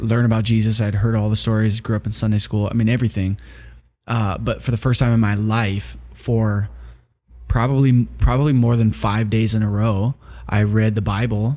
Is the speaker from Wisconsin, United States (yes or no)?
yes; Wisconsin, United States; I grew up in Wisconsin.